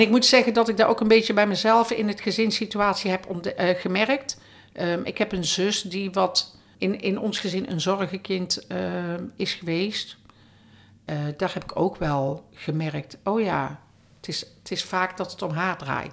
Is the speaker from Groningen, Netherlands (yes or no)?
no; North Brabant, Netherlands; in de omgeving bij ons in Brabant